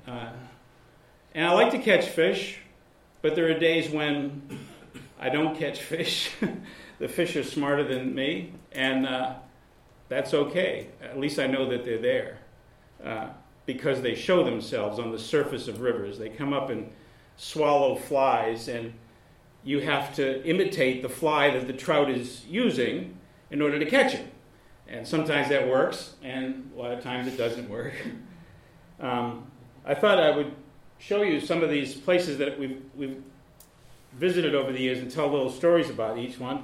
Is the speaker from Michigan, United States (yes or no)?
no; Massachusetts, United States; now in Baltimore, United States; the town that I grew up in in Massachusetts